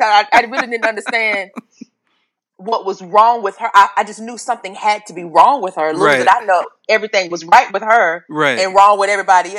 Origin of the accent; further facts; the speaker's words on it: Charlotte, North Carolina, United States; I grew up in Charlotte, North Carolina.